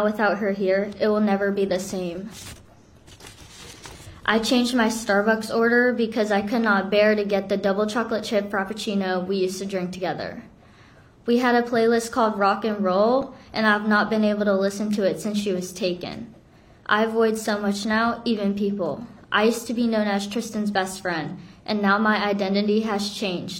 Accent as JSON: {"language": "English", "country": "South Korea", "moved": "yes", "lives_now": "Florida, United States", "said": "I'm from Korea"}